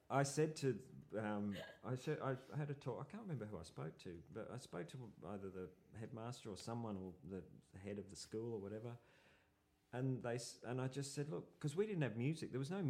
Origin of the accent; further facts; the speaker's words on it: Brisbane, Queensland, Australia; moved away as an adult; now in Melbourne, Australia; Brisbane. {S0} Okay. {S2} And I I moved down here because you know I just thought I just saw I was in bands in, a uh, band in Brisbane and you know it was it was kind of hard to leave